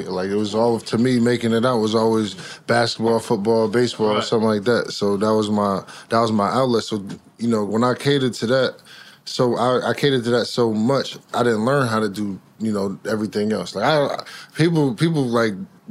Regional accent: New Jersey, United States; Being from Jersey, my pops was a Knicks fan

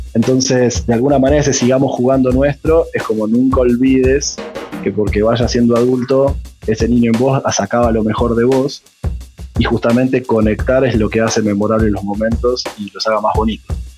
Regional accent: Argentina; moved away as an adult; now in Colombia; para un argentino

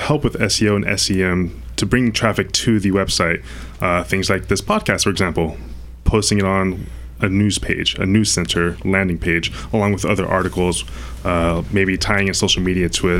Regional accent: Florida, United States; now in California, United States; I'm originally from Florida

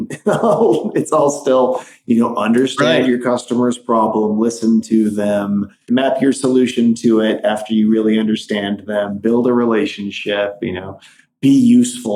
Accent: Midwest, United States; moved away; also born or lived in Wisconsin; growing up in the Midwest

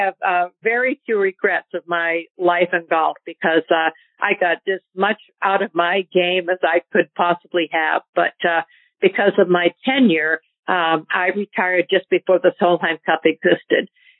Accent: New Hampshire, United States; I grew up in New Hampshire

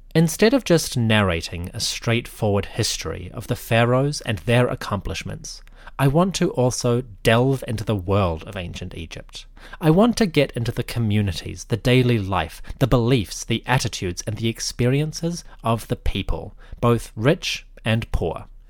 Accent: New Zealand; I am from New Zealand.

